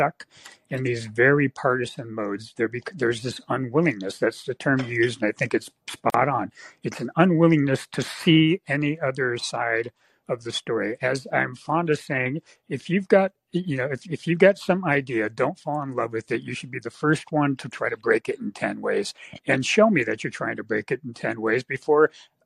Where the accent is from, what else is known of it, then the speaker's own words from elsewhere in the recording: San Francisco Bay Area, California, United States; I grew up in the San Francisco Bay Area